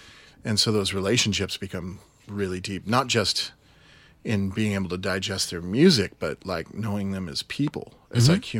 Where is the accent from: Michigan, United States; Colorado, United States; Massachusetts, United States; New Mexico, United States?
Michigan, United States; Grand Rapids; No, I grew up in Grand Rapids, Michigan.